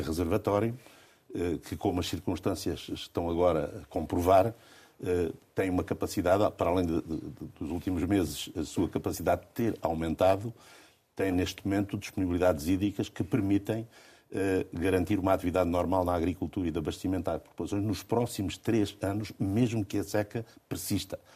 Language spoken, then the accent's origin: Portuguese; Alentejo, Portugal; nasci e sempre vivi no Alentejo